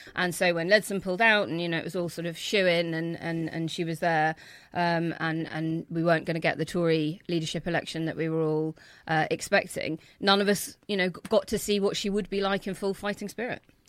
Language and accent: English; Belfast, Northern Ireland, United Kingdom; I grew up in Belfast